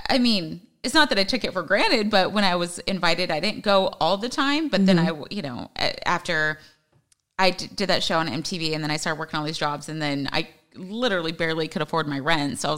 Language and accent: English; Los Angeles, California, United States; also born or lived in Hawaii; since I was 13, 14 was basically LA, but my dad was in the army